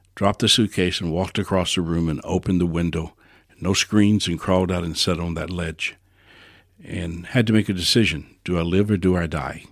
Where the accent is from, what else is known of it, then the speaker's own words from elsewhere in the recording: New Orleans, Louisiana, United States; I was born in New Orleans